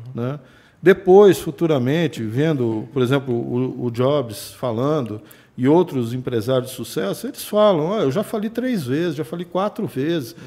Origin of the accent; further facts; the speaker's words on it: Brasília, Federal District, Brazil; also born or lived in São Paulo; Meu pai era funcionário do Banco Brasil. Tá. Na época, em 1974, ele foi transferido para Brasília, né? E eu fui com 10 anos para lá e tô lá até hoje